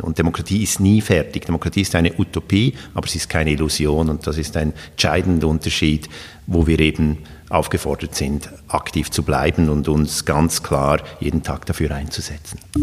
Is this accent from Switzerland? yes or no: yes; Switzerland; moved away; also born or lived in Sweden; ich bin ja in der Schweiz aufgewachsen